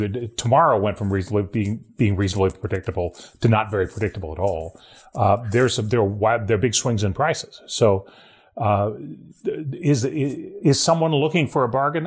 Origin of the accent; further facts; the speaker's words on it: Ohio, United States; moved away; my home state of Ohio